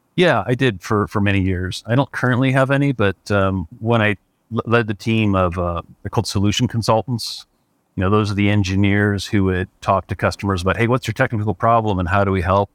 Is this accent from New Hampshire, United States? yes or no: no; Cleveland, Ohio, United States; moved away as an adult; also born or lived in San Francisco Bay Area, California; now in Truckee, United States; I grew up in Cleveland, Ohio.